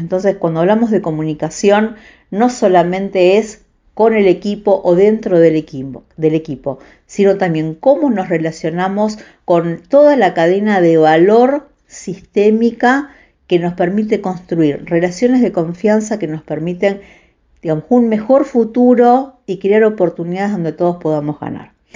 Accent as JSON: {"language": "Spanish", "area": "Vigán", "region": "Santa Fe", "country": "Argentina", "tie": "born or raised there", "said": "nací, crecí en Vigán, un pueblo de la provincia de Santa Fe"}